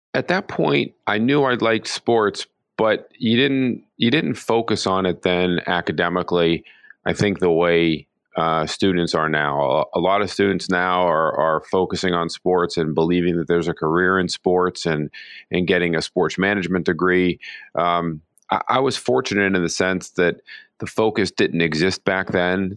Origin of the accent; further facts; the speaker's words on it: Pittsburgh, Pennsylvania, United States; moved away as an adult; I grew up in Pittsburgh